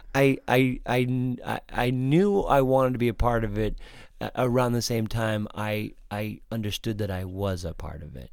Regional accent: Waterford, Michigan, United States; also born or lived in Pontiac, Michigan / Clarkston, Michigan; I was born in Pontiac, uh, and I lived just outside of that in a town called Waterford, but, but I went I was fortunately in, uh, Clarkston School District

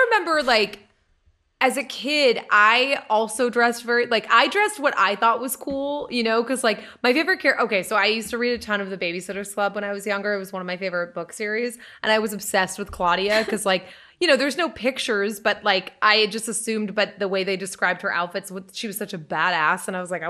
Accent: Lynn, Massachusetts, United States; also born or lived in Salisbury; So when I was young, I was like 10, and we moved from Lynn, Mass, up to Salisbury, Mass, which is the most northern part of the state.

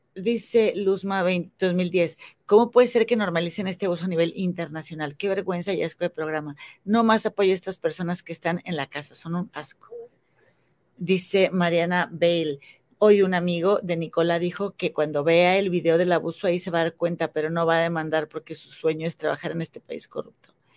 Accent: Mexico; moved away; Yo, tú sabes que vivo en, otro país por otras circunstancias, pero yo amo México y yo quiero regresar a México y, o sea, esta es mi tierra

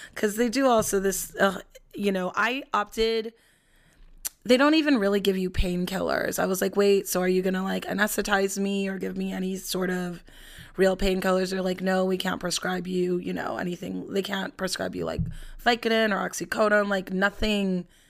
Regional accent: Los Angeles, California, United States; I'm from Los Angeles

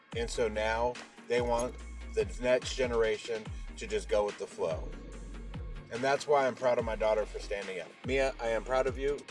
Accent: Mexico; I'm not Irish. I am Mexican

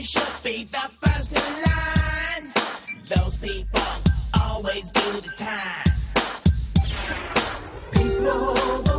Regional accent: Massachusetts, United States; my home state of Massachusetts

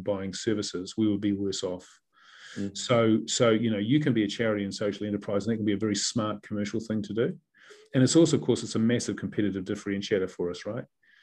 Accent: New Zealand; moved away as an adult; also born or lived in England / New York; I was a proud Kiwi

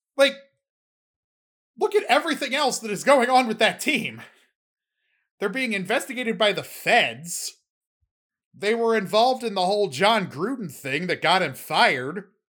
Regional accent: Baltimore, Maryland, United States; I'm from Baltimore

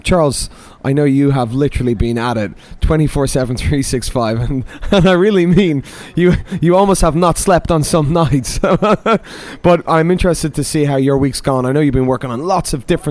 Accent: Dublin, Leinster, Ireland; now in London, United Kingdom; being an Irish man from Dublin

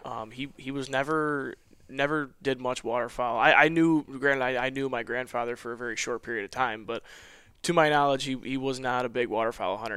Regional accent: Western New York, United States; I'm from Western New York. I'm about four hour drive from Coble Skill, um, right up on Lake Ontario.

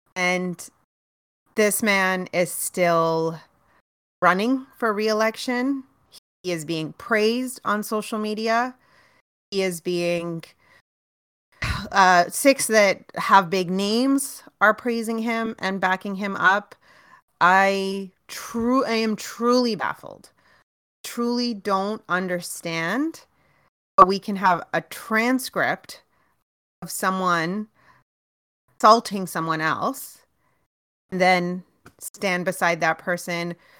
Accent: Brampton, Ontario, Canada; now in Toronto, Canada; I was raised in Brampton, spent my, all my formative years in Brampton

